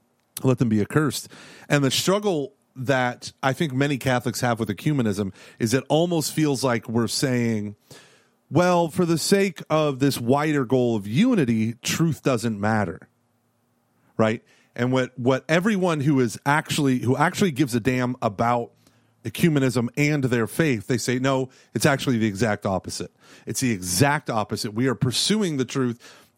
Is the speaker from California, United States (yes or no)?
no; Oklahoma, United States; And so I was called, you know, a member of a cult and all this stuff growing up in Oklahoma.